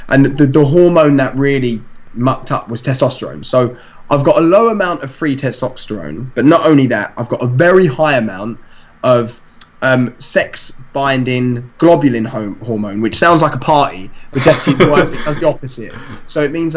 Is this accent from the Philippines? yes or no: no; London, United Kingdom; I'm from East London, so in East London is quite like varied